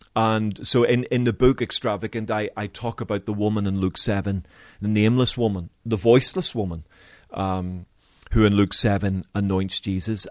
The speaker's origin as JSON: {"language": "English", "town": "Belfast", "region": "Northern Ireland", "country": "United Kingdom", "tie": "born or raised there", "said": "growing up in Belfast"}